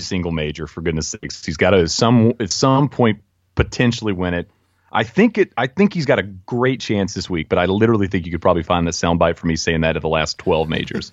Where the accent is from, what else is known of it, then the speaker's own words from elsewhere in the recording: United States; as an American